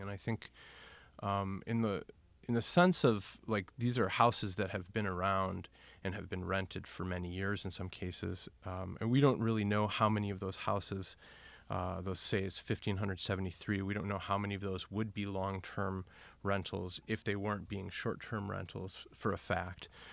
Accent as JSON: {"language": "English", "town": "Milwaukee", "region": "Wisconsin", "country": "United States", "moved": "as an adult", "lives_now": "Portland, United States", "said": "I'm from Milwaukee, Wisconsin. I'm a Cheesehead"}